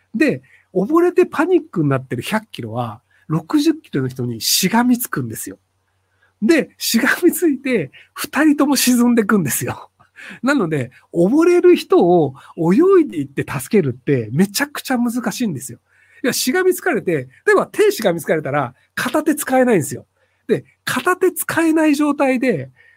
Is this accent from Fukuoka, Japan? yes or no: yes; Kitakyushu, Fukuoka, Japan; 同じ北九州出身なんですけど